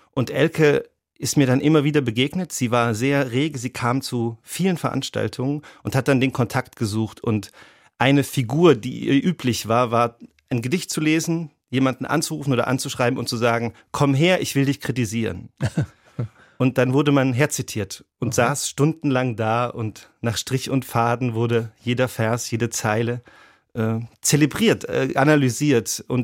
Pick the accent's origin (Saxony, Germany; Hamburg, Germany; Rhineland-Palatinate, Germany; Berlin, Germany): Rhineland-Palatinate, Germany; born there; Ich bin ja in Rheinland-Pfalz geboren.